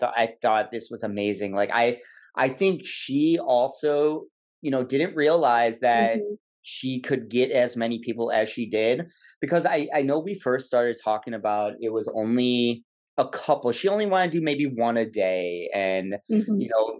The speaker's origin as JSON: {"language": "English", "region": "Illinois", "country": "United States", "tie": "born or raised there", "said": "like she said, you know, 5-year plan moving to kind of my hometown in Illinois."}